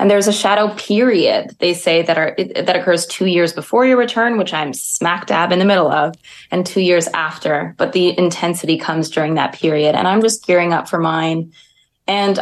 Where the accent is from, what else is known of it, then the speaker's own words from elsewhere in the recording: Montreal, Quebec, Canada; I grew up in Montreal, proud Montrealer.